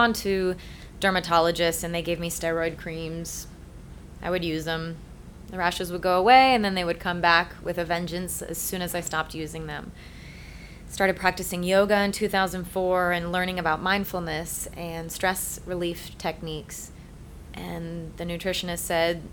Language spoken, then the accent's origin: English; Rhode Island, United States; I grew up in Rhode Island. Typical Irish Catholic, born and bred